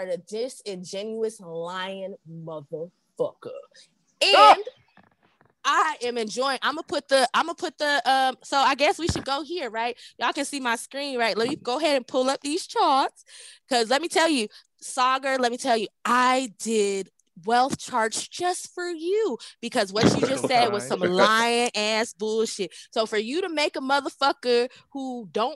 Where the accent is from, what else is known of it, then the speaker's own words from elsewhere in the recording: United States; As an American descendant of slavery, as a Black American woman